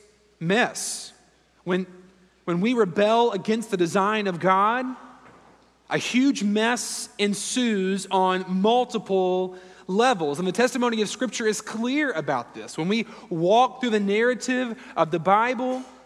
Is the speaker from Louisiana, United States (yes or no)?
yes; Louisiana, United States; moved away as an adult; also born or lived in Houston, Texas; now in Raleigh, United States; growing up in Louisiana and living in South Louisiana and in Houston for a number of years